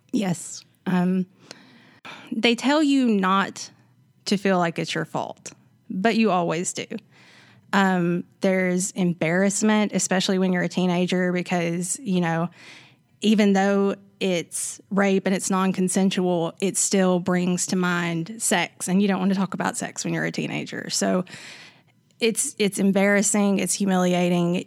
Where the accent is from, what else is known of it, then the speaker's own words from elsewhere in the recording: Savannah, Tennessee, United States; I'm from here. I'm from Savannah. It's right up the road.